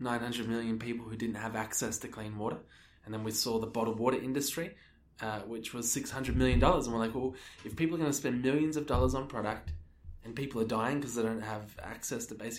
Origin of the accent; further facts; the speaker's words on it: Melbourne, Victoria, Australia; moved away as an adult; now in New Zealand; I grew up in Australia, Melbourne, Australia